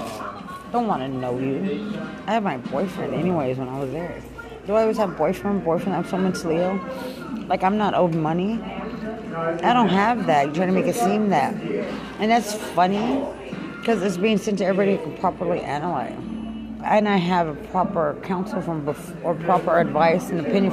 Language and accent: English; Lubbock, Texas, United States; also born or lived in San Antonio, Texas; I'm from Lubbock, Texas